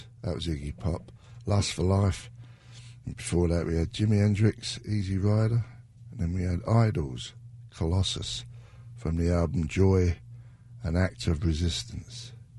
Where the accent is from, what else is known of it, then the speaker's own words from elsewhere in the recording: England, United Kingdom; I thought I was just a limey. But a lot of English have Irish in them.